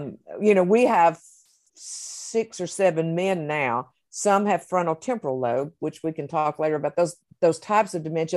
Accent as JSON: {"language": "English", "region": "the South", "country": "United States", "said": "I'm from the South"}